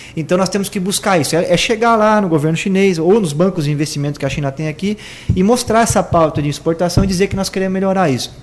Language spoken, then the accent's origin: Portuguese; Sorocaba, São Paulo, Brazil; cresci aqui na Zona Norte, fiz meu ensino médio aqui no Lauro Sanches